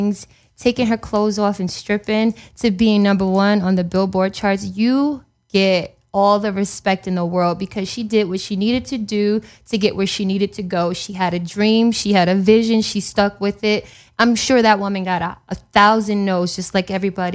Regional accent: New York City, New York, United States; I'm a New Yorker

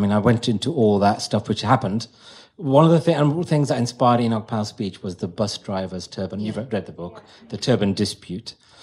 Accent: Wolverhampton, West Midlands, United Kingdom; now in London, United Kingdom; I grew up in Wolverhampton

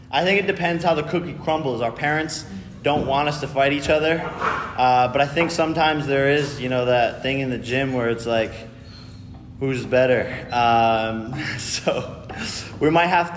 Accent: Ohio, United States; my hometown

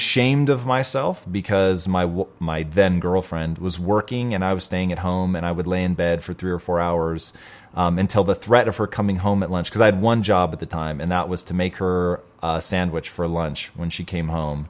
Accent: Tacoma, Washington, United States; now in Los Angeles, United States; I grew up in Tacoma, Washington.

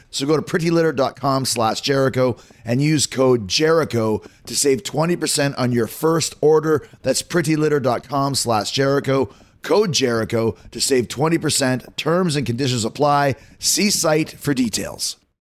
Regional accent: Winnipeg, Manitoba, Canada; I'm from Winnipeg, Manitoba, I'm proud of it

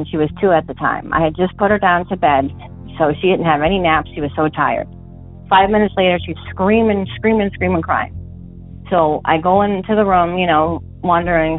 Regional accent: Massachusetts, United States; I'm from Massachusetts, from a little town that's southeast of Boston in the Bridgewater Triangle area

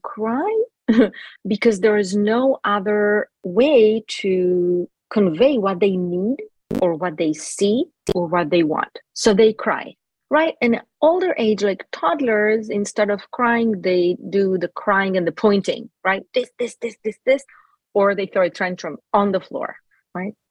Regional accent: Jerusalem, Jerusalem District, Israel; first language Hebrew; English is a second language; now in Los Angeles, United States; I was actually born in Jerusalem, Israel

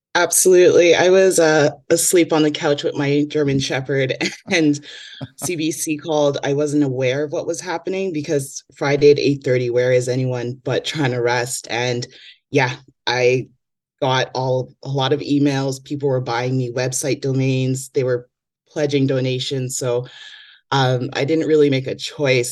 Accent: Toronto, Ontario, Canada; growing up in Toronto

